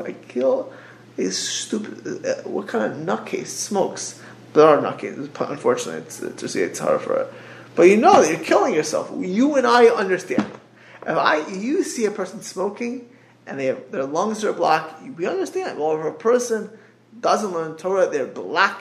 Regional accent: South Florida, United States; as a kid, growing up in South Florida

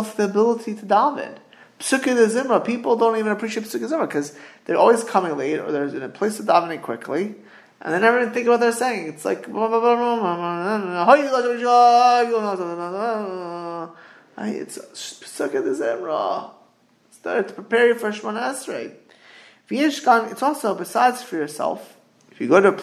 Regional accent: South Florida, United States; moved away; I grew up in South Florida

